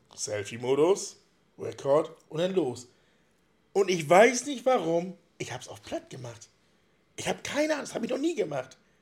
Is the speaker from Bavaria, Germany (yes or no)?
no; Wittmund, Lower Saxony, Germany; now in Friedeburg, Germany; Bin in Wittmund geboren